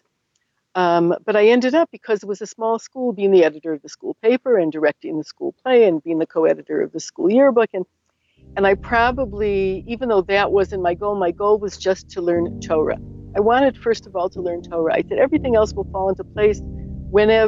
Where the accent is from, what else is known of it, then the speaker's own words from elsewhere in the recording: Cleveland, Ohio, United States; I was born and raised in Cleveland